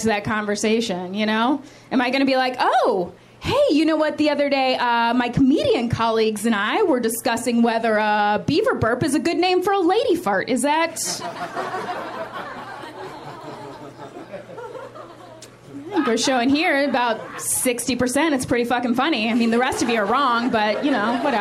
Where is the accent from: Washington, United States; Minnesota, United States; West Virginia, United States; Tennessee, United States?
West Virginia, United States; I am here from West Virginia